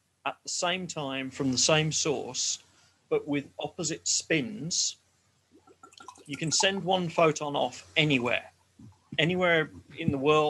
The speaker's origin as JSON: {"language": "English", "region": "England", "country": "United Kingdom", "accent": "English", "said": "Is it my English accent?"}